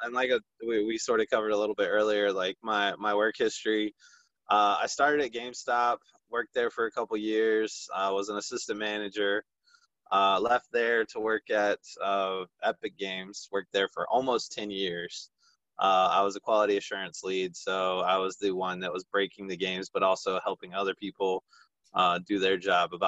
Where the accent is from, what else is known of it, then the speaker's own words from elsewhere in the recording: Fuquay-Varina, North Carolina, United States; I'm born and raised in Fuquay, Varina, North Carolina. I still live at home